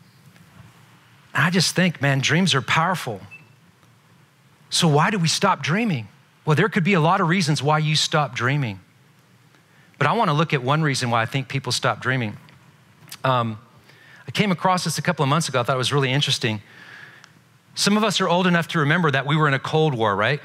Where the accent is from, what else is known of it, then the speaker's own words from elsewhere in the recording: Belfast, Northern Ireland, United Kingdom; moved away; I'm not from this country. I wasn't born here. I was born in Northern Ireland. I was born in Belfast